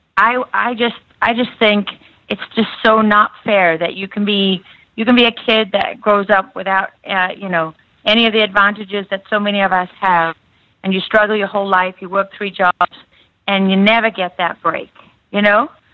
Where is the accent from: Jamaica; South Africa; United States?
South Africa; moved away; Born and like. raised in South Africa, right on the coast